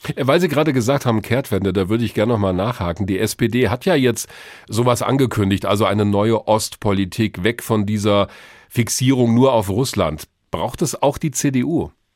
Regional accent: Germany; bei uns in Deutschland

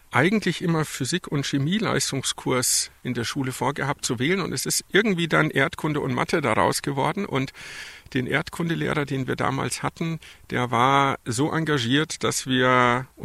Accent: Fürstenfeldbruck, Bavaria, Germany; also born or lived in Stuttgart region; ich habe meine Kindheit in Fürstenfeldbruck bei München verbracht.

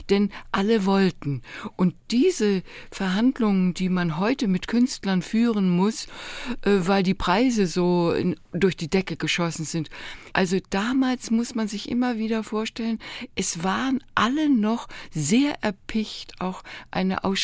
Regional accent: Hamburg, Germany; Als Hamburgerin hört man sowas gar nicht gern.

